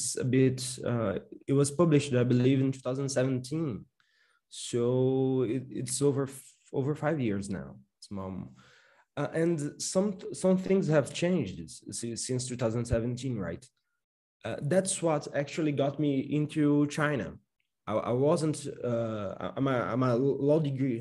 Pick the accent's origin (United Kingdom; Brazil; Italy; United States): Brazil; Paraíba; I'm also a professor at the Paraíba, which is my state, which is my home state, federal university here in Brazil.